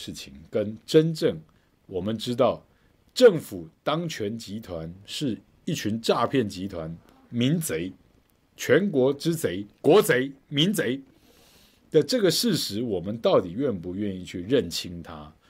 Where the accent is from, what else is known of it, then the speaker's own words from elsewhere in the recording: Tainan, Taiwan; 我在台南长大，哦，我喜欢台南的很多东西